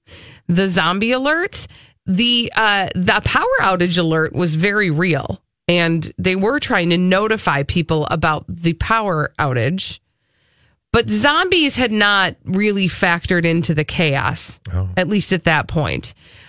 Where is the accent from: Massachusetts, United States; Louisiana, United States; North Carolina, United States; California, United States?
Massachusetts, United States; Well, I'm just from Massachusetts.